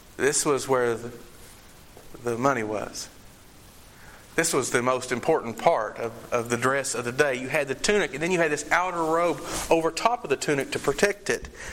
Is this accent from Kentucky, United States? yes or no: yes; Eastern Kentucky, United States; they say, Where are you from? And I say, Eastern Kentucky